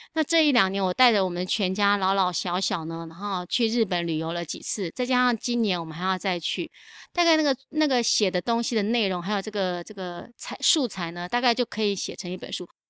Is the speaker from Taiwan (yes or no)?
yes; Longtan, Taoyuan, Taiwan; also born or lived in Jiaobanshan; 所以我那时候就去读了龙潭国中